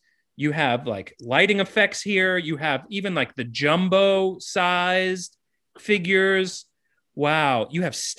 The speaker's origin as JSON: {"language": "English", "town": "Miami", "region": "Florida", "country": "United States", "said": "I'm from Miami."}